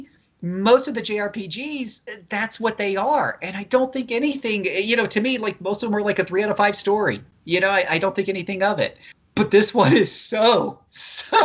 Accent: Utah, United States; I'm from Utah

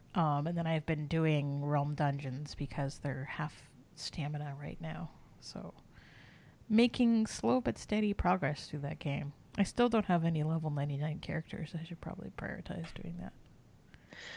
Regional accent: Canada; we're both Canadian

